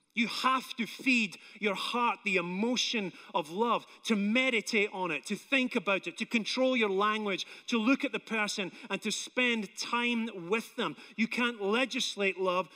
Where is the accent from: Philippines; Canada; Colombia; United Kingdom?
United Kingdom; Scotland; now in United States; I'm Scottish